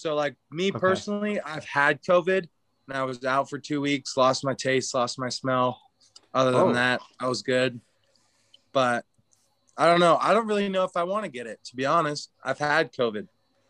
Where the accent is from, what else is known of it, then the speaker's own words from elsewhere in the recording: Seattle, Washington, United States; now in Albuquerque, United States; my hometown team, the Mariners.